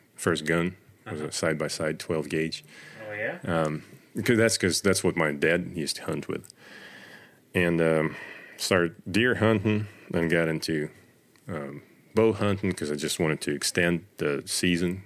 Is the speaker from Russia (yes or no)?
yes; Russia; moved away as an adult; now in United States; I grew up in Russia in the middle of nowhere